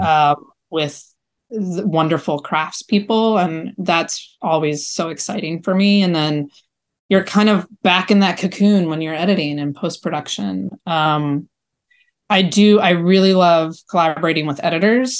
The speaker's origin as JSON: {"language": "English", "town": "Baltimore", "region": "Maryland", "country": "United States", "tie": "born or raised there", "said": "I grew up in Baltimore"}